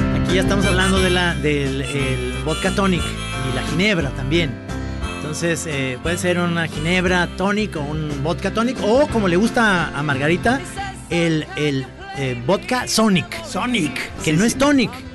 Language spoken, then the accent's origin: Spanish; Jalisco, Mexico; somos de Jalisco